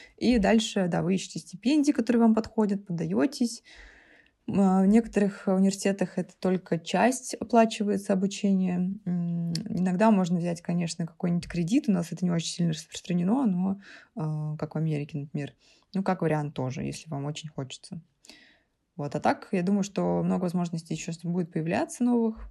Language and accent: Russian; Saint Petersburg, Russia; питерские замашки